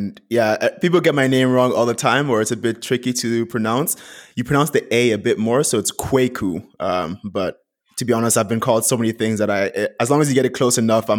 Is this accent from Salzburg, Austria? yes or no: no; Vienna, Austria; moved away as an adult; also born or lived in Ghana / Vancouver, Canada; Originally, I was born in Ghana, but I moved to Vienna, Austria when I was around 5 years old. My dad had to move for work at the United Nations. So I went to school there, grew up there